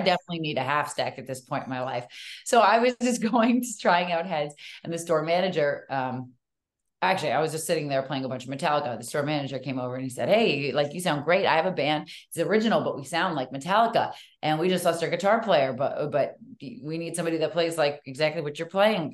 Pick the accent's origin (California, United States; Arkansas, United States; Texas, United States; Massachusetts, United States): Massachusetts, United States; Natick; moved away; also born or lived in Hollywood; I grew up in Natick